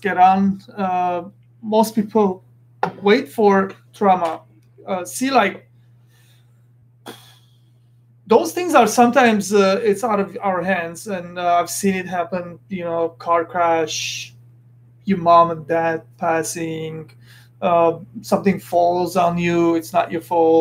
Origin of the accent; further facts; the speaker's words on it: Beirut, Beirut Governorate, Lebanon; moved away; I'm an Armenian. I come from Beirut, Lebanon. I was born there, and I come from that kind of family setting